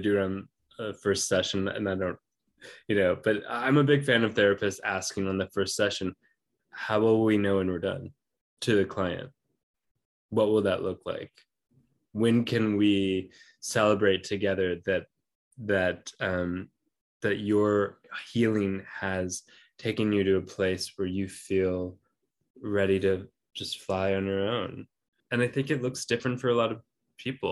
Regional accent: Minnesota, United States; moved away; I grew up in Minnesota for some years

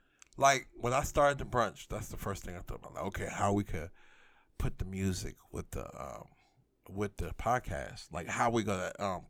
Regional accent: New York City, New York, United States; now in Memphis, United States; I'm originally from Brooklyn, New York, but I've been here for 19 years in Memphis, Tennessee.

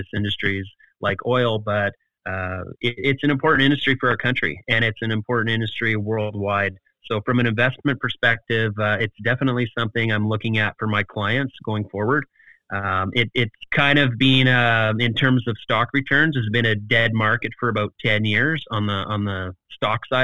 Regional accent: Snow Lake, Manitoba, Canada; I always am a champion for my hometown

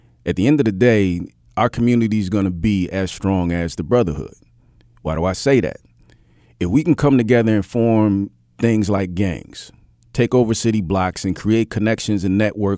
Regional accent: Indianola, Mississippi, United States; born there; At the end of the day, when I was born in Indianola, Mississippi.

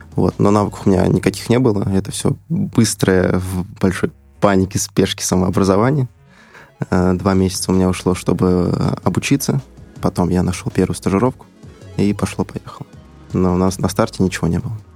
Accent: Iglino, Bashkortostan, Russia; moved away as an adult; now in Moscow, Russia; я сам из села, села Иглино, это э, село находится рядом с Уфой

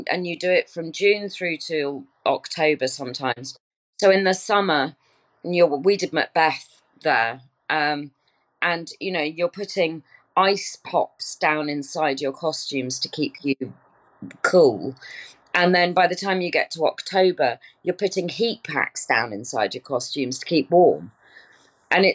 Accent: Stratford-upon-Avon, West Midlands, United Kingdom; moved away; I was brought up in Stratford-upon-Avon.

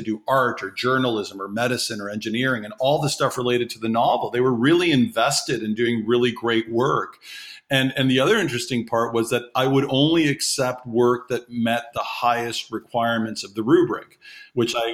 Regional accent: Toronto, Ontario, Canada; also born or lived in Guinea / Labrador, Newfoundland / northern Quebec; I was born in Toronto, Canada

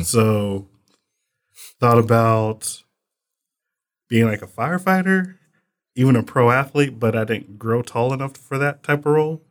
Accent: Muskogee, Oklahoma, United States; moved away as an adult; now in Texas, United States; I'm from Muskogee, Oklahoma

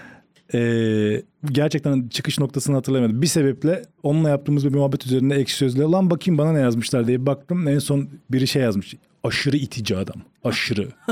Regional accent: Rize Province, Turkey; Rize'de doğup büyüyünce

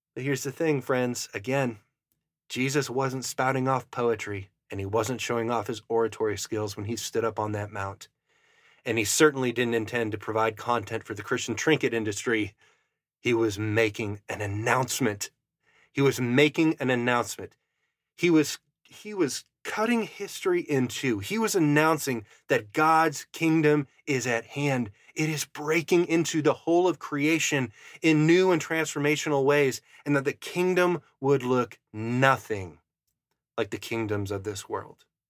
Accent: Fargo area, Upper Midwest, United States; that's where I'm from. I'm from the Arctic Northern tundra.

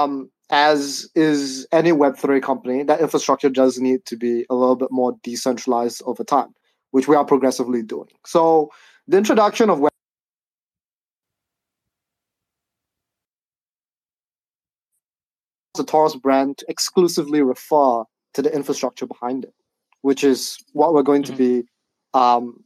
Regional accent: Singapore; I'm from Singapore, right? And in Singapore, you have to do national service

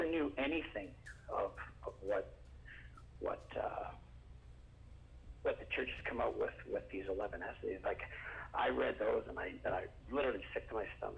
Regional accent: Canada; I'm from Canada.

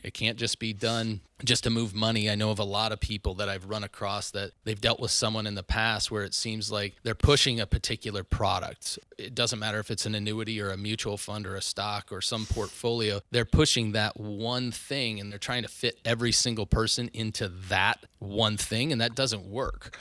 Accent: Northwest Iowa, United States; moved away as an adult; also born or lived in Orange City, Iowa / Sioux Falls, South Dakota; now in Omaha, United States; I grew up in Northwest Iowa, very small town, north of Sioux City, actually

